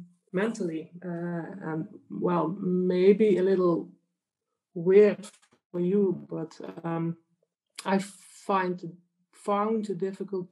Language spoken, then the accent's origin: English; Limburg, Netherlands; English is a second language; I'm from the Netherlands. But I think you might think I'm from Germany, but I'm not. I live in the very south of the Netherlands, so between the borders of Belgium and Germany